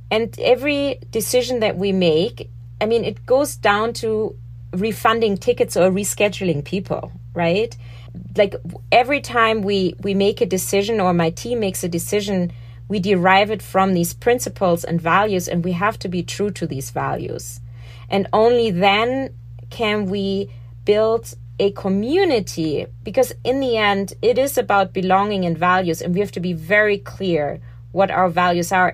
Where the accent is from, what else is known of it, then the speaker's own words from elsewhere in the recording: Germany; moved away as an adult; now in New York City, United States; growing up in Germany, I was taught it's dishonest not talking about the problems